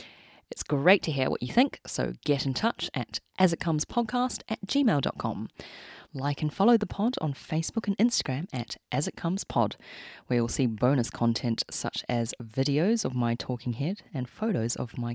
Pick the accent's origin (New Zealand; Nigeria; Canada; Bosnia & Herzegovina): New Zealand; I'm not Australian, as everyone knows. I'm a Kiwi.